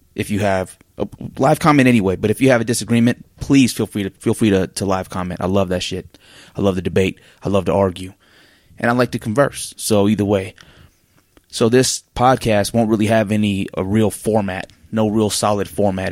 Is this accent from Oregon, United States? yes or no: yes; Oregon, United States; now in Salt Lake City, United States; I'm from Oregon.